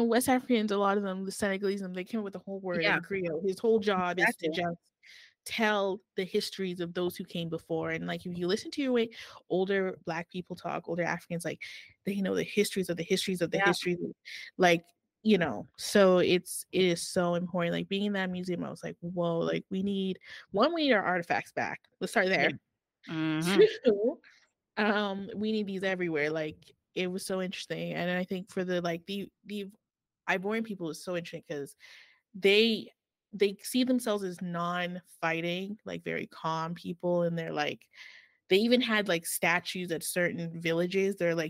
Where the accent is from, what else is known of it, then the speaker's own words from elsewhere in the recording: Canada; Me, on the other hand, I'm Canadian. No, I consider myself Cameroon, but it's different.